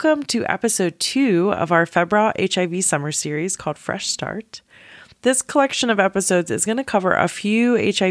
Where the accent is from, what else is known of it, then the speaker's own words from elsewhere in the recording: the South, United States; now in Boston, United States; I'm from the South